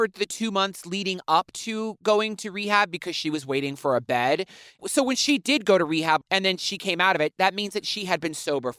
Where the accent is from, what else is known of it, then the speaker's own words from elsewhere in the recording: New Orleans, Louisiana, United States; moved away as an adult; also born or lived in Los Angeles; now in New York, United States; growing up in New Orleans, I knew I needed to get out of there.